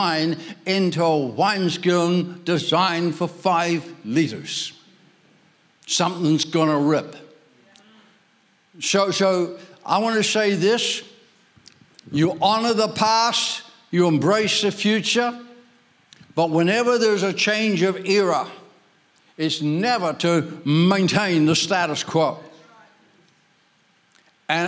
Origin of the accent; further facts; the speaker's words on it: Ireland; I'm Irish, I was born there